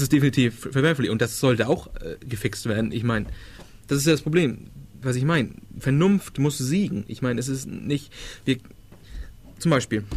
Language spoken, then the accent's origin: German; Denmark; born or raised there